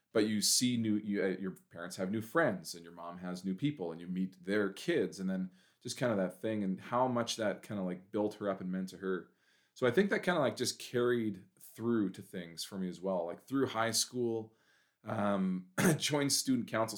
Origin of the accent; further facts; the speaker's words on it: Prince George, British Columbia, Canada; I'm born and raised in Prince George.